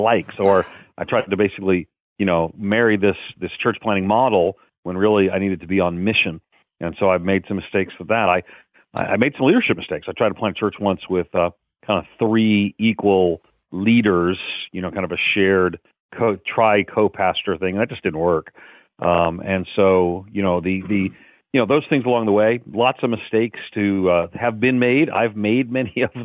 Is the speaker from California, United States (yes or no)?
no; Long Island, New York, United States; born or raised there; now in Nashville, United States